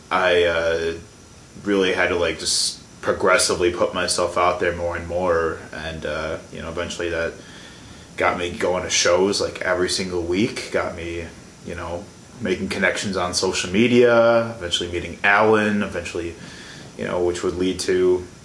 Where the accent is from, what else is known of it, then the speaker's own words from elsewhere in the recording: Milwaukee, Wisconsin, United States; I grew up in Milwaukee. Yep, born and raised